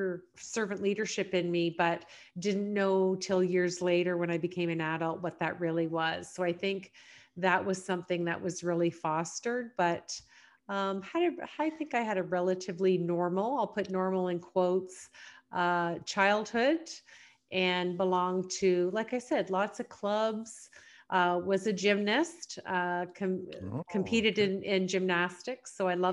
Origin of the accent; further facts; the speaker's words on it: Canada; I live here now in London, grew up actually in several small rural communities. My dad was an entrepreneur, so we moved around a lot.